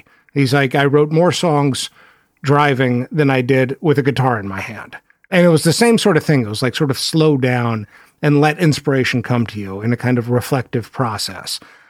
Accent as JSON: {"language": "English", "region": "Texas", "country": "United States", "accent": "Texas", "said": "My Texas accent comes and goes. You put me in a room of Southerners and it comes screaming out."}